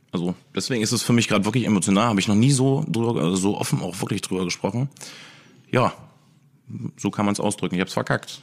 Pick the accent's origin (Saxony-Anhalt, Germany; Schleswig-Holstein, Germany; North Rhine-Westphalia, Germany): Saxony-Anhalt, Germany; Wernigerode; bei uns in Wernigerode, wo jetzt mein Restaurant Zeitwerk ist